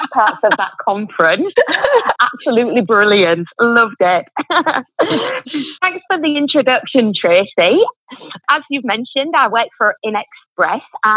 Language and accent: English; Yorkshire and the Humber, United Kingdom; moved away as an adult; now in Australia; you can probably tell from the accent, I'm from England and I'm from Yorkshire, quite northern England. Hence, it's quite a bit stronger than the average Queen's English